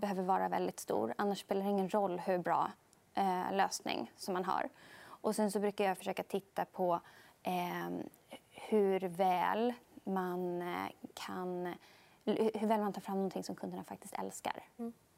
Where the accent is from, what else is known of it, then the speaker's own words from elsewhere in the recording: Sweden; som svensk